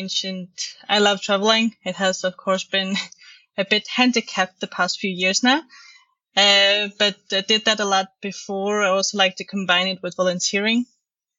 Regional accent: Estonia; now in Denmark; I'm originally from Estonia.

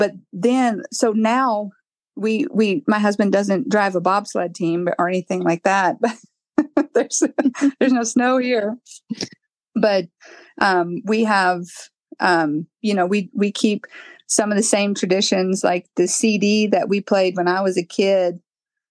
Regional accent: South Dakota, United States; growing up in South Dakota, there was always snow.

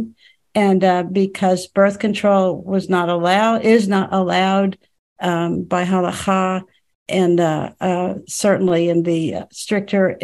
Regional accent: Dallas, Texas, United States; in Dallas, Texas. And I was very much a middle continent Texas public school girl

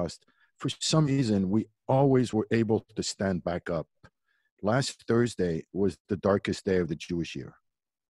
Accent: Montreal, Quebec, Canada; moved away as an adult; also born or lived in Berrechid, Morocco; now in Los Angeles, United States; that's where I grew up in Canada and graduated from McGill University

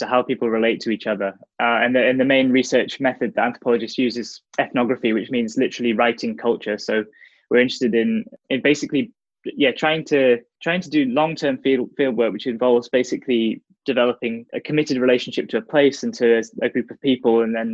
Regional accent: the Northeast, North East England, United Kingdom; growing up in the Northeast

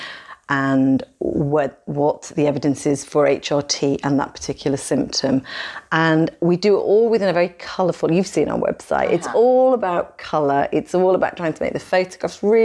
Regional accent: United Kingdom; We're British.

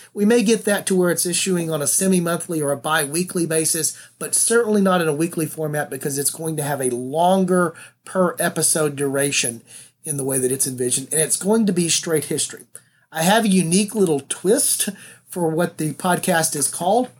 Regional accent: the South, United States; I'm from the South, and I was raised to do that.

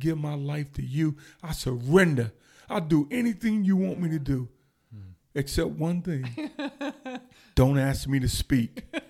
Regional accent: Mebane, North Carolina, United States; moved away; also born or lived in Norfolk, Virginia; it reminded me of the house that I grew up in Mebane.

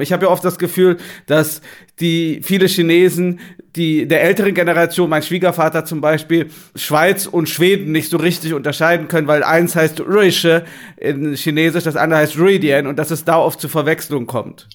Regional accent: Germany; wir als Deutsche

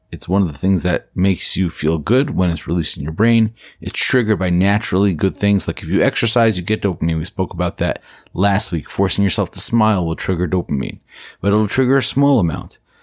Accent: New Jersey, United States; In my home state of New Jersey

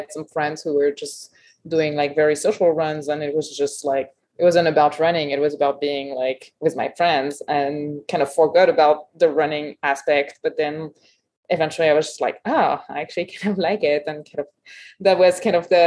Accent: Paris, Île-de-France, France; English is a second language; moved away as an adult; also born or lived in Berkeley, California; now in Truckee, United States; I grew up in Paris in France. I was there until 2008 when I arrived in Berkeley

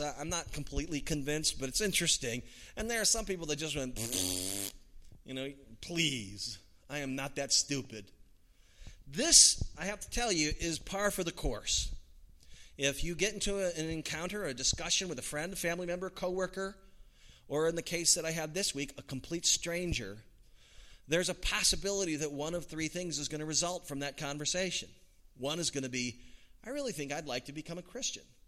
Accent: United States; as an American

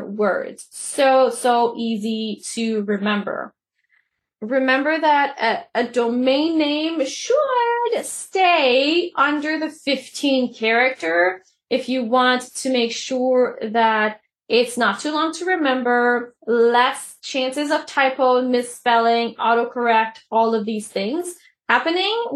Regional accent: Canada; I'm Canadian

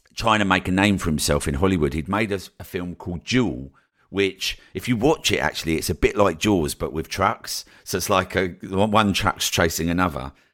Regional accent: Colchester, East of England, United Kingdom; moved away as an adult; also born or lived in Newquay / Brighton; when I moved down to Newquay from Colchester, which was the first place that I moved away from home

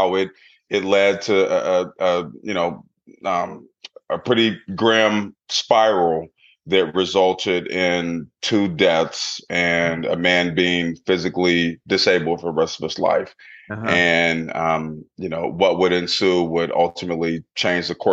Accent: Portland, Oregon, United States; I grew up in Portland, Oregon in the 80s

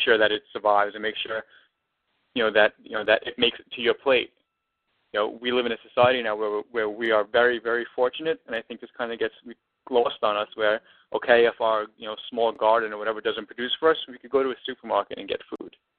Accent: New York City, New York, United States; moved away as an adult; now in Los Angeles, United States; I'm originally from Brooklyn. Canarsie is the neighborhood that I was mm-hmm. born and that I was born and raised in, and Brooklyn is where I'm from

